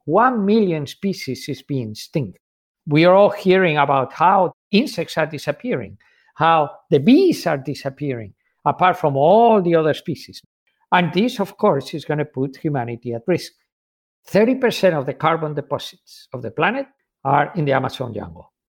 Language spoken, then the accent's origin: English; Spain; I'm from Spain